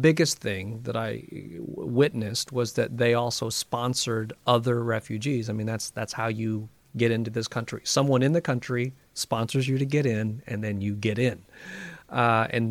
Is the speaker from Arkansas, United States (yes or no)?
yes; Van Buren, Arkansas, United States; moved away as an adult; also born or lived in Austin, Texas; now in Memphis, United States; I born and raised in Van Buren, Arkansas